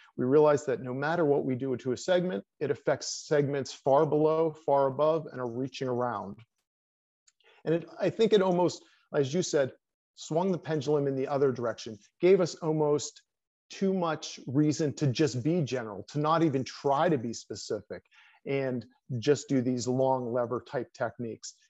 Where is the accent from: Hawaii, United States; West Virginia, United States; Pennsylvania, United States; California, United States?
Pennsylvania, United States; moved away as an adult; also born or lived in West Point, New York / Colorado Springs, Colorado; I came back to my home state of Pennsylvania